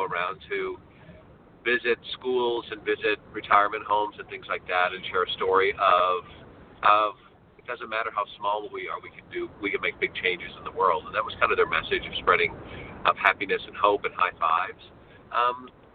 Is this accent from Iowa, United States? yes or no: yes; Dubuque, Iowa, United States; moved away as an adult; also born or lived in Springfield, Missouri; now in Los Angeles, United States; I grew up in Iowa, in Dubuque